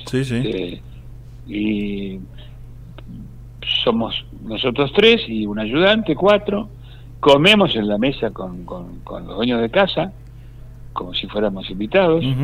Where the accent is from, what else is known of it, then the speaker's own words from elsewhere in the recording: Pellegrini, Buenos Aires Province, Argentina; yo soy de Pellegrini, provincia de Buenos Aires